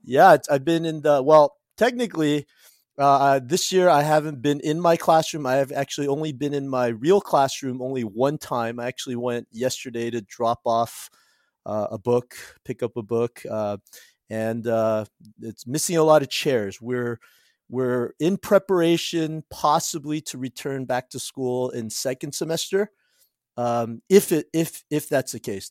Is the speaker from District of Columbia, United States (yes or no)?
no; Cerritos, California, United States; also born or lived in South Korea; I went to Whitney High School in Cerritos, California, so I grew up in Southern California